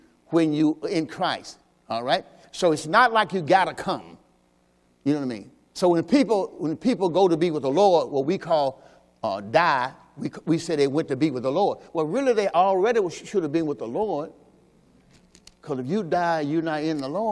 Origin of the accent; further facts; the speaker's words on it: Mississippi, United States; I'm from Mississippi. We used to sing this stuff on Sunday morning.